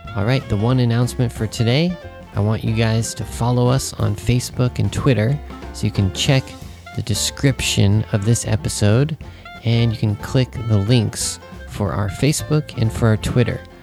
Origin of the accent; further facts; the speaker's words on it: Santa Cruz, California, United States; moved away as an adult; now in Japan; my hometown was a beach town. And even though you know I lived in Santa Cruz, which is you know the beach town